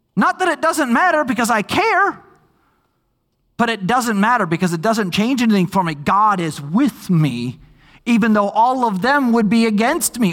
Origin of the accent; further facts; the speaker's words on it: Minnesota, United States; moved away; I grew up in Minnesota